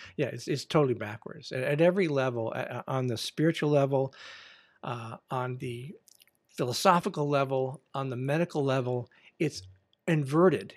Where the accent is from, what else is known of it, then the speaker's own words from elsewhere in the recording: United States; I am an American